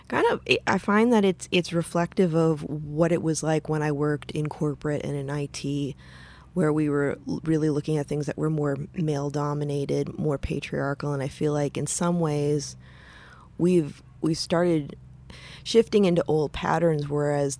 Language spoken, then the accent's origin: English; Midwest, United States; I come from the Midwest, right? We're all Lutheran